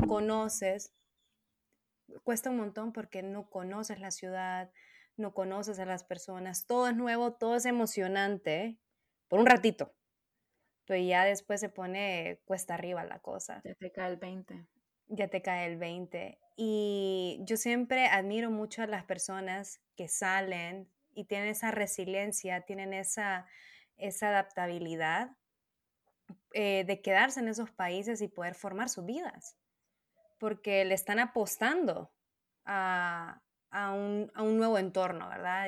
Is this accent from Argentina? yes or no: no; Honduras; moved away as an adult; en mi país eh, nacional, de donde soy, ¿no? De Honduras